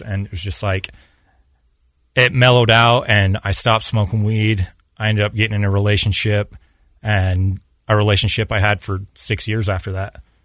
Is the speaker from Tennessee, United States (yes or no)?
no; Payson, Utah, United States; also born or lived in Mississippi / Oregon; I was born and raised in Payson down in Utah County. And that's where I lived most of my life